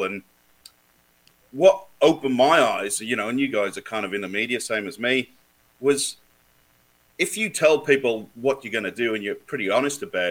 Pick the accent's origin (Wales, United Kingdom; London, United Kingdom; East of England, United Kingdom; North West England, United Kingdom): Wales, United Kingdom; now in Australia; I'm from Wales originally, so we're born fighters.